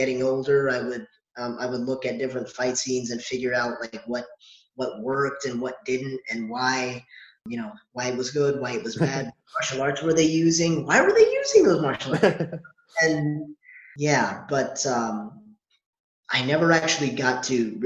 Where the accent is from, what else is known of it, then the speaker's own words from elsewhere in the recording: Maryland, United States; I was born and raised here in Maryland